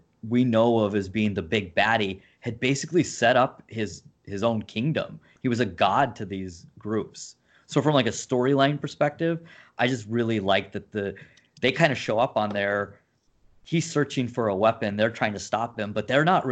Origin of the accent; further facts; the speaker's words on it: Southern California, United States; now in Minneapolis, United States; I'm from Southern California originally